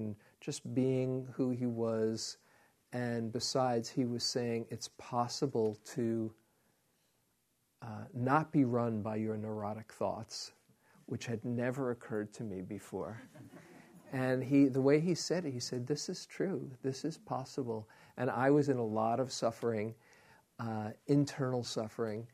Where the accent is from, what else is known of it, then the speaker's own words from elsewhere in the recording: New York City, New York, United States; moved away; I was from Queens